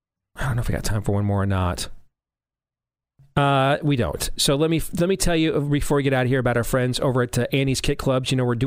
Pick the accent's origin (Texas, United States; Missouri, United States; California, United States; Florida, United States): Missouri, United States; playing in my home state of Missouri